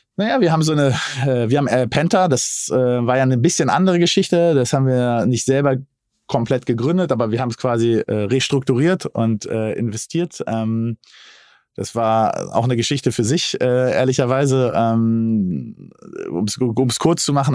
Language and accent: German; Berlin, Germany; als gebürtiger Berliner